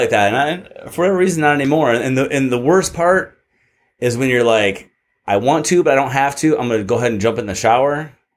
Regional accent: Michigan, United States; moved away as an adult; now in California, United States; growing up in Michigan

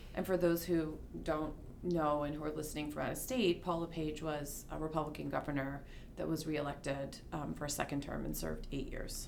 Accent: New York City, New York, United States; moved away as an adult; also born or lived in Massachusetts; now in Maine, United States; I was born and raised in New York City

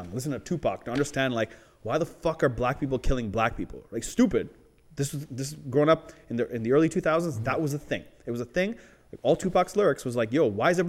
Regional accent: Canada; as a Canadian

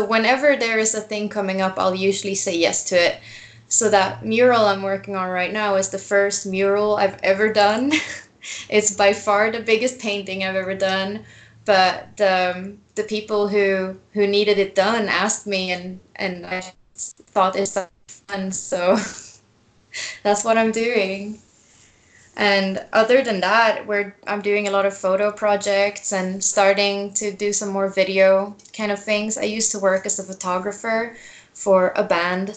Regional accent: Stockholm, Stockholm County, Sweden; now in New Mexico, United States; I live in New Mexico right now, but I'm originally from Sweden.

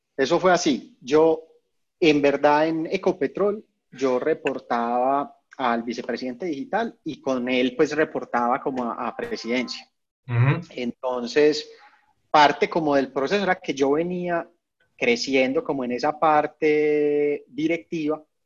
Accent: Medellín, Antioquia, Colombia; moved away; also born or lived in Bogotá; yo soy de Medellín, yo estaba viviendo en Bogotá

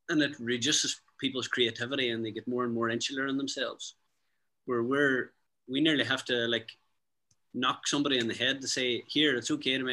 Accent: County Derry, Northern Ireland, United Kingdom; We're country people from rural County Derry

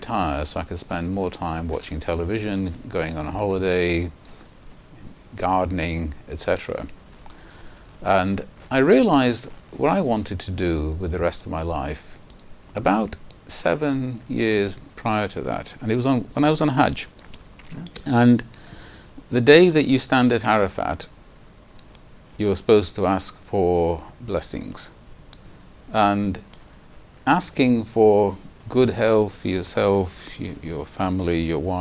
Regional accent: Manchester, North West England, United Kingdom; first language Punjabi; English is a second language; also born or lived in Pakistan; I grew up in Manchester from the age of 1 3/4. I was born in Pakistan, but I came to Manchester with my mother

